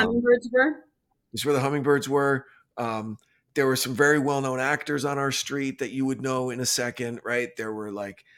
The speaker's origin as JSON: {"language": "English", "region": "New Jersey", "country": "United States", "tie": "born or raised there", "moved": "yes", "lives_now": "Los Angeles, United States", "said": "the type of upbringing that you get in Jersey or the way that I got, that's who you are"}